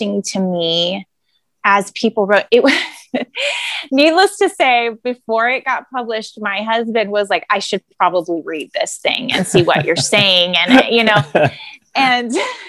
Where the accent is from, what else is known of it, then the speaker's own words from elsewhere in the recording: the Sierra Nevada, Northern California, United States; moved away as an adult; now in Southern California, United States; I was born and raised in Northern California. I lived my whole life in Northern California.